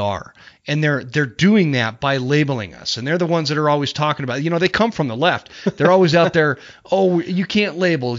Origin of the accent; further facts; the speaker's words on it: Utah, United States; I grew up in Utah